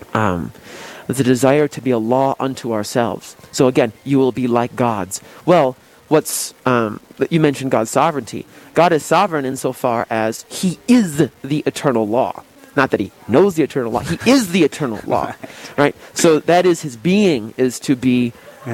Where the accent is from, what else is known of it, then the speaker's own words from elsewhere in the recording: United States; I'm an American.